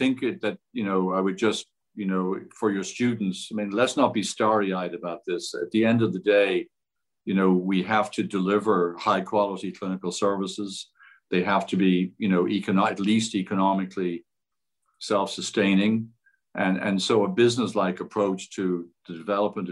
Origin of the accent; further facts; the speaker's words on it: Ireland; also born or lived in Cleveland; now in United States; I grew up in Ireland